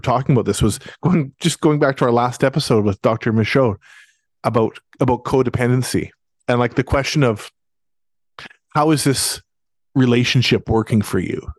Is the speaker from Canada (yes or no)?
yes; Abbotsford, British Columbia, Canada; I think about Abbotsford, because that's my hometown